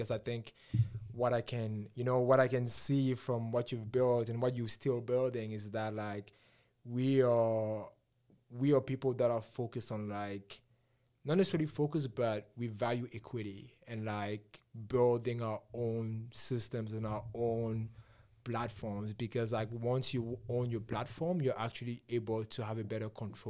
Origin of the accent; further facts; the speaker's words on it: Cameroon; I came here from Cameroon this much ago.